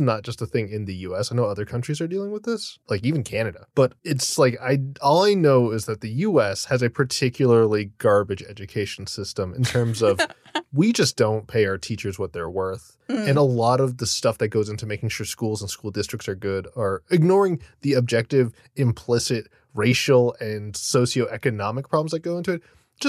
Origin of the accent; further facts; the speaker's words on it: Florida, United States; My hometown.